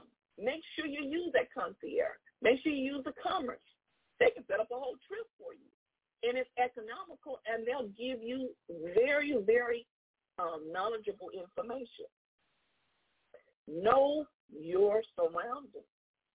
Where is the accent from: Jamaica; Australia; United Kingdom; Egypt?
Jamaica; born there; I was born in Jamaica.